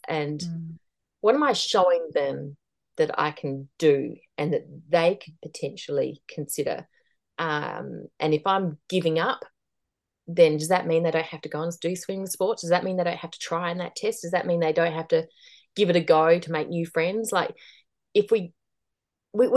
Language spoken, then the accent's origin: English; Australia; moved away as an adult; also born or lived in Asia; now in New Zealand; I'm Australian, but I'd lived in New Zealand before and we were living in New Zealand again